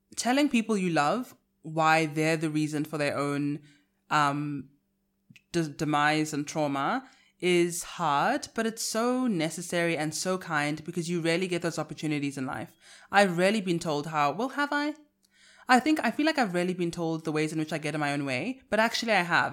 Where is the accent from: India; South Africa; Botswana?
South Africa; accent: South African; I sell my South African accent as British